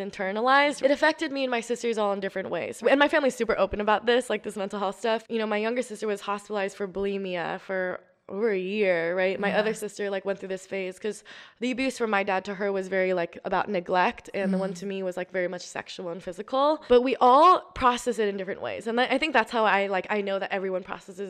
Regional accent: Portland, Oregon, United States; also born or lived in New York; growing up in New York and then Portland, Oregon, which is the whitest major city in yeah. the United States

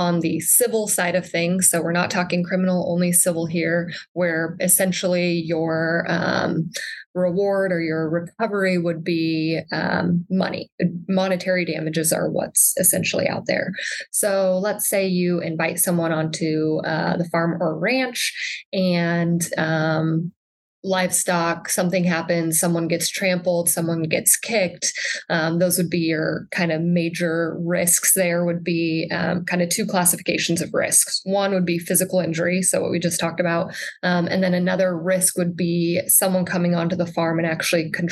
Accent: Sand Hills of Nebraska, United States; also born or lived in Chadron, Nebraska; now in Lincoln, United States; I grew up in the Sand Hills of Nebraska

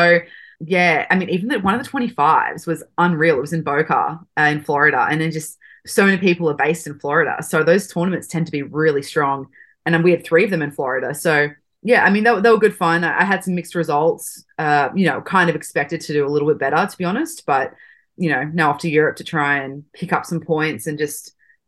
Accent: Sydney, New South Wales, Australia; moved away as an adult; also born or lived in Arizona; I am from Sydney, Australia.

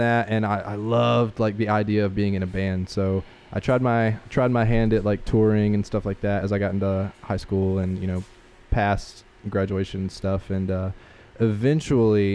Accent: Spartanburg, South Carolina, United States; now in Greenville, United States; I grew up in Spartanburg

